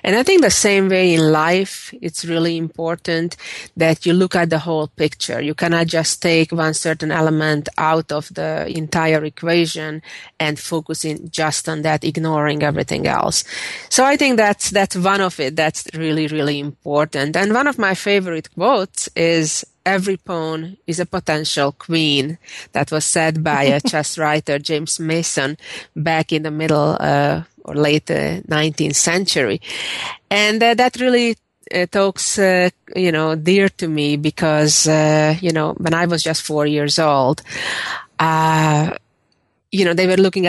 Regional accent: Budapest, Hungary; moved away as an adult; also born or lived in New York / Texas; now in St. Louis, United States; I was born and raised in Budapest, Hungary, and I moved to the U.S. 20 years ago, lived in New York for 13 of those 20 years, and I lived in Texas 5 and live in St. Louis, Missouri currently.

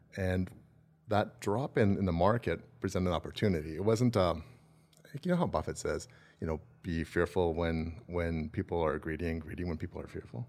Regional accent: Calgary, Alberta, Canada; I grew up in Southwest Calgary

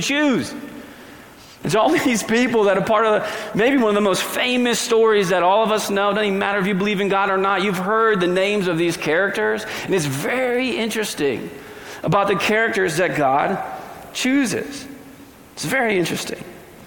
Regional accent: New England, Connecticut, United States; also born or lived in Virginia / Arkansas; now in Colorado, United States; I grew up in New England, and I'm from Connecticut

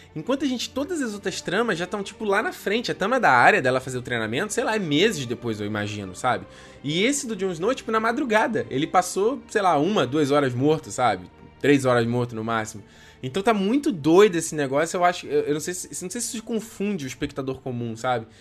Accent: Brazil; A gente é do Brasil

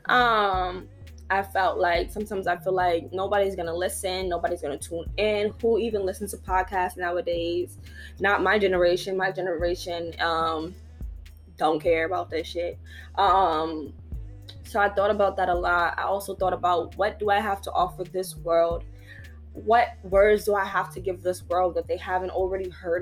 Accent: New York City, New York, United States; I was from New York, bro. I was from the Bronx. I grew up in poverty

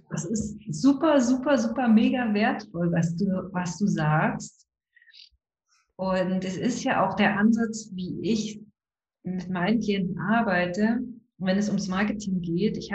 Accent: Brandenburg, Germany; Ich bin übrigens auch in Brandenburg groß geworden, ja.

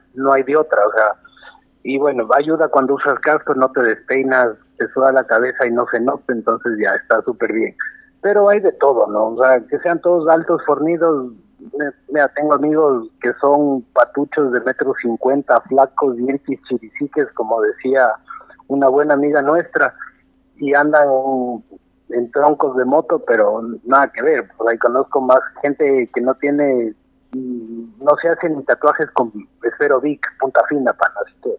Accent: Loja, Ecuador; also born or lived in Quito, Ecuador; now in Guayaquil, Ecuador; yo soy un lojano de nacimiento

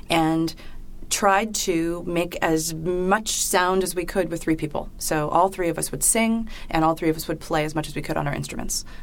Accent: Virginia, United States; I founded it when I came up here from Virginia

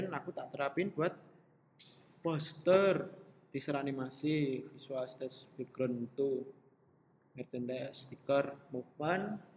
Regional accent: Solo, Central Java, Indonesia; born there; kalau background aku karena Sinister lahir di Solo aku terinspirasinya dari beberapa eh, bangunan-bangunan uh, di Solo

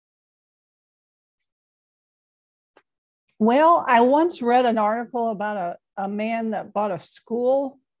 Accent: St. Louis, Missouri, United States; I'm from St. Louis too.

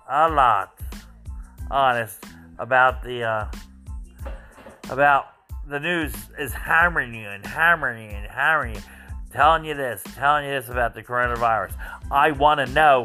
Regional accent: New Jersey, United States; I'm from New Jersey, where they have like Jim's Lunch, and they're well known for their bread pudding.

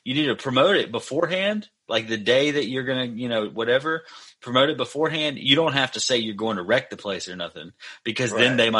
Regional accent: McComb, Mississippi, United States; I grew up in Pike County

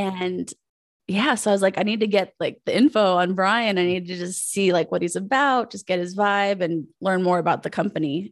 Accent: Pueblo, Colorado, United States; moved away as an adult; also born or lived in Aurora, Colorado; I'm from Pueblo, Colorado

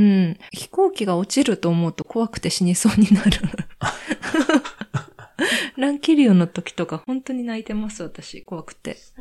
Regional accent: Japan; also born or lived in South Korea; 韓国生まれ、日本育ち

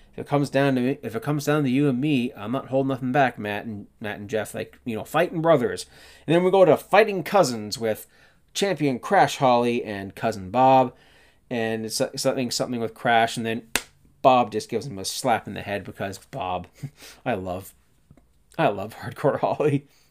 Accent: Canada; being Canadian

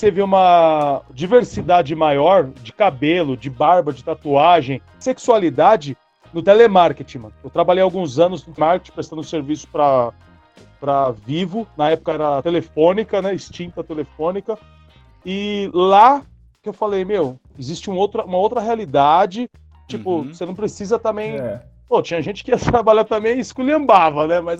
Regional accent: Cidade Tiradentes, São Paulo, Brazil; eu sou da Tiradentes

